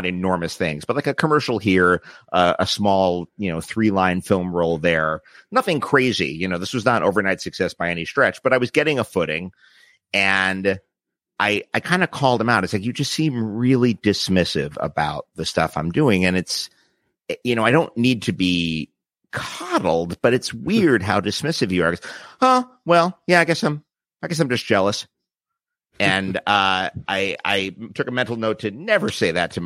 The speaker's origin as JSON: {"language": "English", "town": "New York City", "region": "New York", "country": "United States", "tie": "born or raised there", "said": "I grew up in Midtown, west side of Manhattan, which is the theater district."}